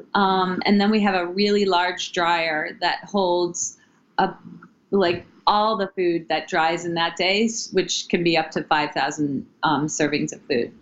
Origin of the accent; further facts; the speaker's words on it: Ohio, United States; moved away as an adult; also born or lived in New York City; now in Maine, United States; I am originally from Ohio and I moved to New York after college